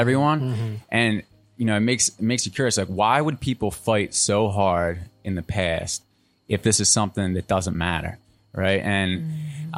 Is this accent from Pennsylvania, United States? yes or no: yes; outside of Philadelphia, Pennsylvania, United States; now in North Carolina, United States; I'm originally from Pennsylvania, outside of Philly